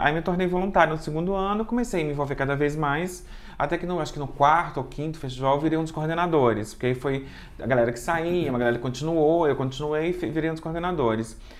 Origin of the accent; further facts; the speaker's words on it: Juiz de Fora, Minas Gerais, Brazil; also born or lived in Rio de Janeiro; eu sou de Juiz de Fora